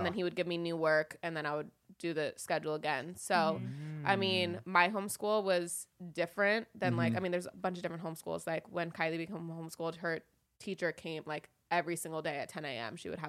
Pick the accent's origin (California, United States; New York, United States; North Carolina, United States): California, United States; Los Angeles; I grew up in Woodland Hills